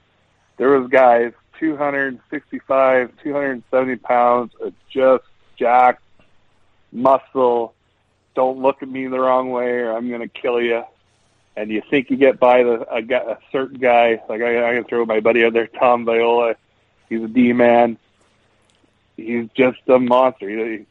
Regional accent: Ontario, Canada; Shelburne was a it's a 10-minute drive from my hometown, so that's where I started out.

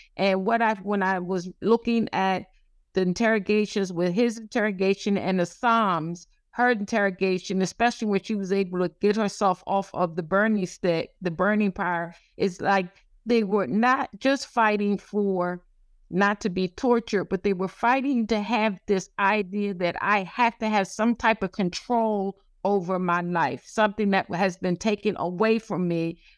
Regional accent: the South, United States; I'm from the South

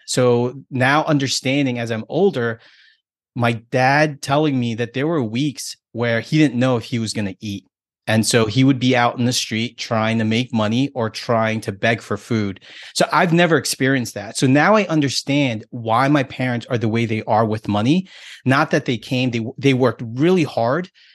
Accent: United States; me being American and being here in this country

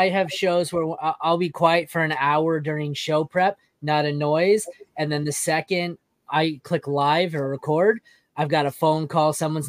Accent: Canada; I'm from Canada and I'm a hockey fan.

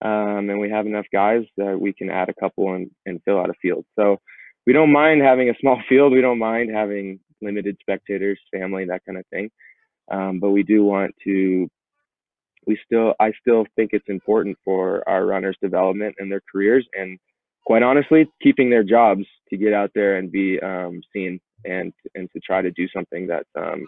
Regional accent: Colorado, United States; Kind of living and growing up in Colorado, seeing a lot of attempts but coming up short.

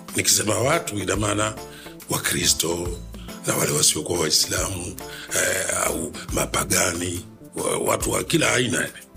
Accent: Rufiji, Pwani, Tanzania; mimi nimezaliwa Rufiji eh, eh, Rufiji ni wilaya katika mkoa wa Pwani

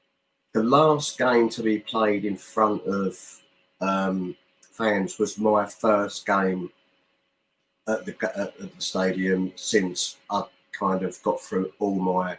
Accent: Stoke Newington, London, United Kingdom; born there; I was born in Stoke Newington.

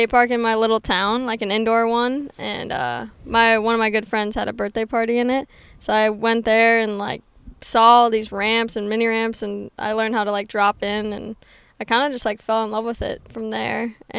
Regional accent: Stillwater, Minnesota, United States; Yep, Stillwater, Minnesota.

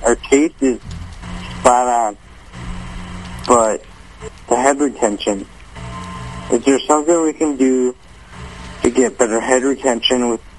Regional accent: Illinois, United States; I'm from Illinois.

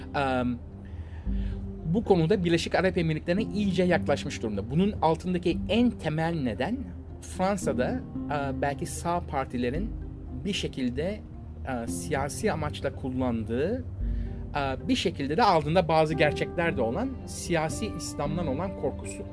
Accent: Istanbul, Turkey; biz İstanbullular olaraktan yani e, Rus gemilerine aşinayız

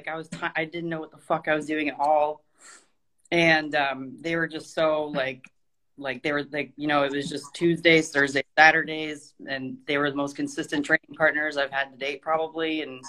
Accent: Canada; moved away as an adult; also born or lived in Toronto; now in Georgia, United States; I had ended up moving to Toronto because I'm originally Canadian. I just moved to Georgia recently.

